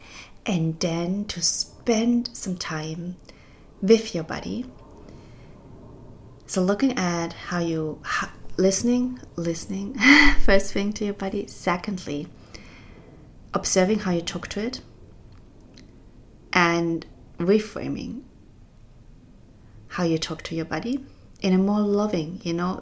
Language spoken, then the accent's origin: English; East Germany, Germany; when I was growing up in East Germany